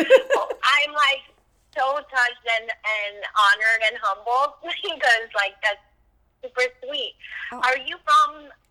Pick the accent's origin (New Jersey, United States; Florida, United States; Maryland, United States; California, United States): Florida, United States; Hialeah; also born or lived in Miami Lakes, Florida; I'm from Hialeah. I lived in La Grande until I was 14. Then we moved to Miami Lakes. And, I mean, it says Cuban as it gets for me.